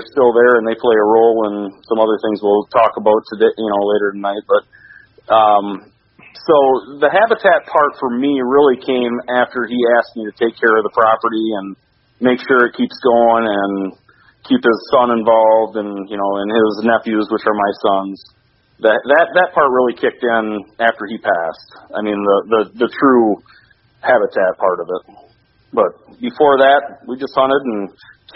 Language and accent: English; Sebewaing, Michigan, United States; I was born and raised here in Sebring, Michigan, which is about 15 miles to the west of Gagetown